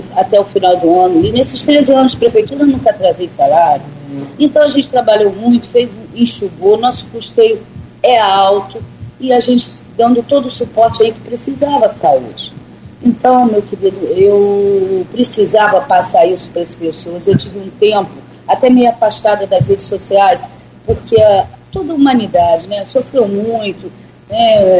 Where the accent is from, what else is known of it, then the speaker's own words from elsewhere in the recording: Campos dos Goytacazes, Rio de Janeiro, Brazil; moved away as an adult; now in São João da Barra, Brazil; Campos eu nasci né, e morei em Campos, até meus 20 anos